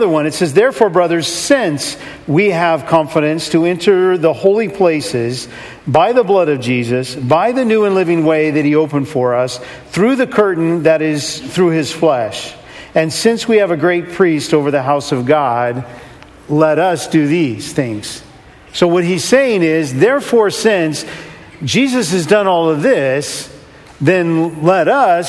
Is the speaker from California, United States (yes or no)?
yes; California, United States; now in Seattle, United States; I'm originally from California and grew up in the warmth and the sun and up in Seattle